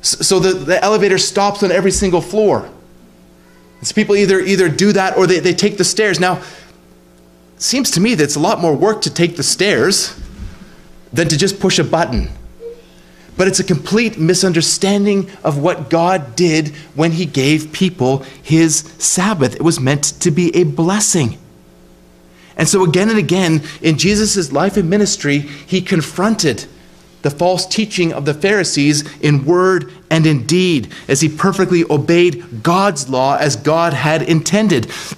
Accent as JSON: {"language": "English", "region": "Ontario", "country": "Canada", "tie": "born or raised there", "said": "when I was a kid growing up in Ontario"}